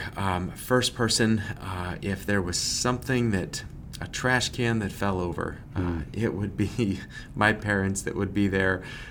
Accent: Massachusetts, United States; now in Lancaster, Pennsylvania, United States; I grew up in Massachusetts

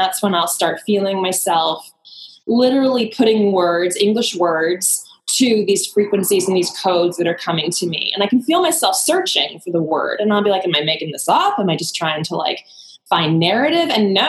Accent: East Coast, United States; I'm going to say this, but I'm going to preface it with, I am very much East Coast.

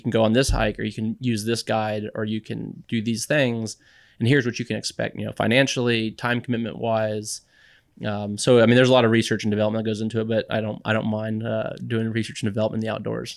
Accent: San Antonio, Texas, United States; also born or lived in Boston; I grew up in San Antonio

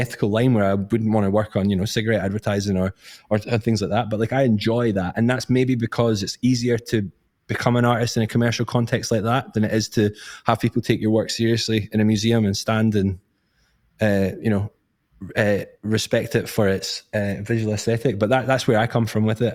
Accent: Scotland, United Kingdom; I'm from Scotland

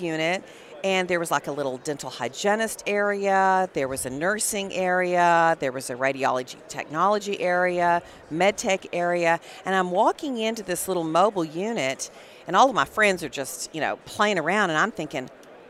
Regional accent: Electra, Texas, United States; accent: Texas; also born or lived in Wichita Falls, Texas / Dallas, Texas; I grew up in Texas at a tiny little town called Electra, Texas.

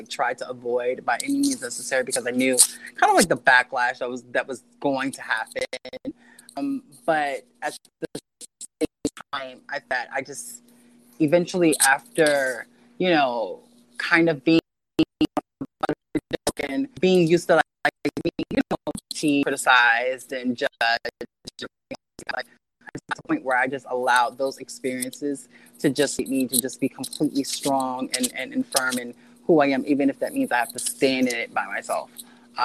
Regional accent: Philadelphia, Pennsylvania, United States; also born or lived in Southern New Jersey; I'm originally from Philadelphia. I was raised partly in Philadelphia and partly in Southern New Jersey

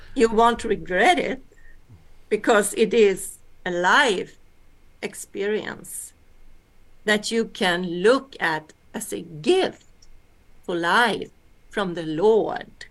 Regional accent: Sweden; also born or lived in Alaska, United States; I am from Sweden, and but I am born in America, in Alaska. So I came to Sweden when I was uh, two years old

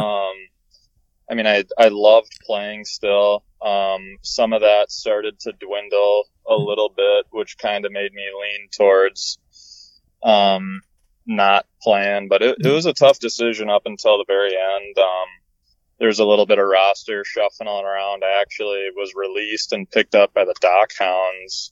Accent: Minnesota, United States; I'm from Minnesota

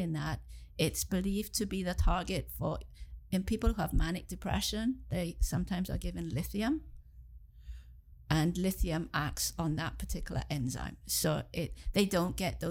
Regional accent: Swansea, Wales, United Kingdom; moved away as an adult; also born or lived in England / Cardiff, Wales; now in Kingston, Canada; So I was born in England, and then when I was six, I moved back to where my parents were from. I moved back to Wales, and I grew up in Wales, in Swansea

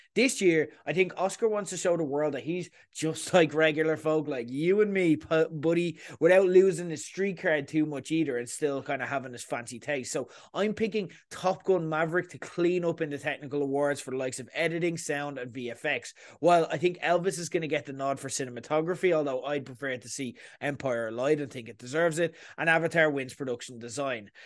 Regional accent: Ireland; accent: Irish; you're hearing my accent

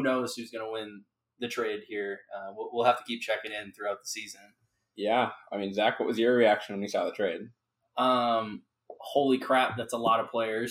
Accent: Minnesota, United States; I'm a Minnesotan

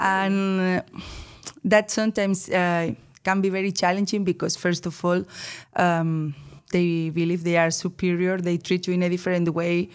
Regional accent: Bilbao, Basque Country, Spain; moved away as an adult; now in Netherlands; from the Basque Country, Bilbao, especially.

